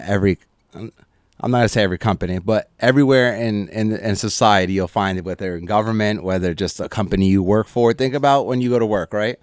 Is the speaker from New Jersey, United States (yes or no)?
yes; North Bergen, New Jersey, United States; born and raised in Hudson County. So North Bergen, I went, I went to school, went to high school there, played football. So that's where I grew up